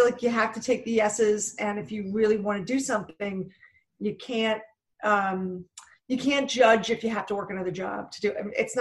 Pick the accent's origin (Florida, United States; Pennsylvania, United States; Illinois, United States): Pennsylvania, United States; Philadelphia; now in Los Angeles, United States; I'm originally from Philadelphia. I'm one of seven kids. My dad owned a bar